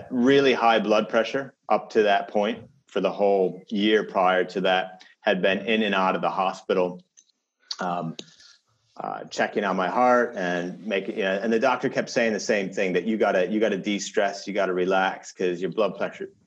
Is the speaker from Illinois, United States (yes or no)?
yes; Chicago, Illinois, United States; "Well, you know, I grew up in Chicago," and they look at me and they go, "No, you're not. You, that, your English sounds like slightly off."